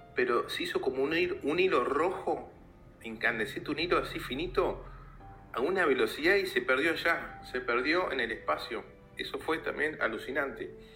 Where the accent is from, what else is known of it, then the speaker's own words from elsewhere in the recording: Bariloche, Río Negro, Argentina; now in Buenos Aires, Argentina; yo soy de Bariloche en realidad, hace ya años que me vine a vivir acá en Capital Federal